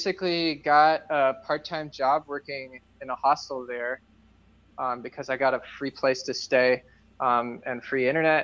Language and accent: English; Boston, Massachusetts, United States; moved away; I grew up in Boston, so I knew a lot of people there.